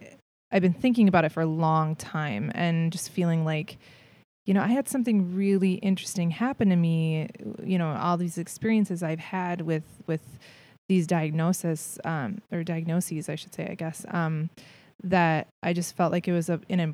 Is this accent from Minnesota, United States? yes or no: yes; St. Paul, Minnesota, United States; I'm from Minnesota. I'm from